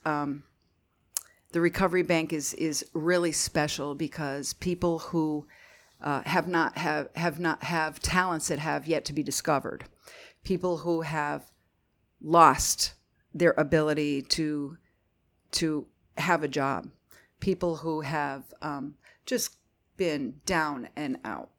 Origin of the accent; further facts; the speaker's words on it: Northeastern Pennsylvania, United States; moved away as an adult; also born or lived in Philadelphia; I'm from Northeastern Pennsylvania originally